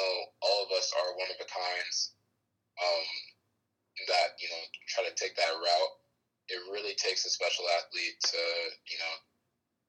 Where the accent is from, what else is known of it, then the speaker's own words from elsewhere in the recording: United States; also born or lived in Italy; an American playing soccer in Europe